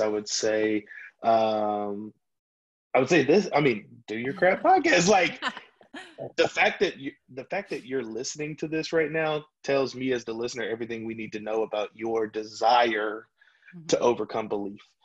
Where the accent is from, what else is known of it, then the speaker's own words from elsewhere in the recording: Louisiana, United States; moved away; I'm from Louisiana originally